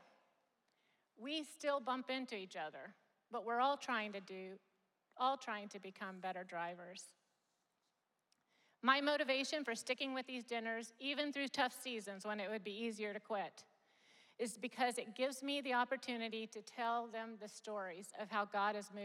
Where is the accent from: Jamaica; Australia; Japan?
Japan; moved away; I grew up in Japan.